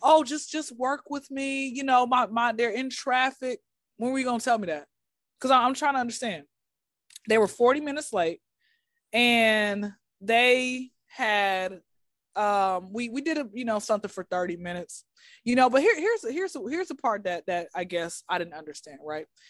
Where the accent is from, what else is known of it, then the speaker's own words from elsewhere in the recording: Atlanta, Georgia, United States; born and raised in Atlanta